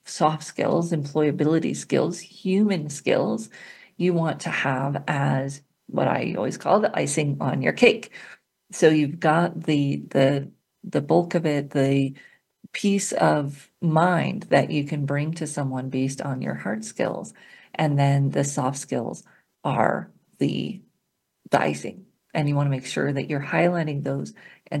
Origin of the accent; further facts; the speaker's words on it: Colorado, United States; my home state, Colorado